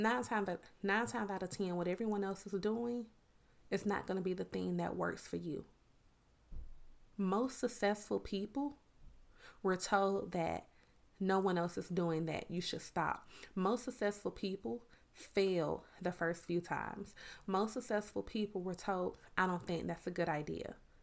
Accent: Miami, Florida, United States; now in Georgia, United States; it's so funny because I'm originally from Miami, Florida. When I would go home to my family in Miami, it's like, you talk country. But when I would come back to Georgia, it's like, you talk a little different.

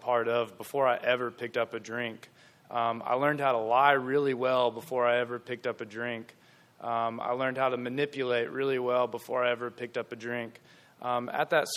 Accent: Gastonia, North Carolina, United States; I'm from Gastonia.

